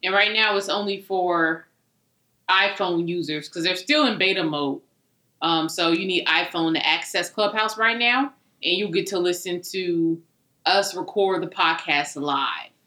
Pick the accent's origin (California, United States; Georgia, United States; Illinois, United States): Illinois, United States; Chicago; we're from Chicago. We're Southsiders.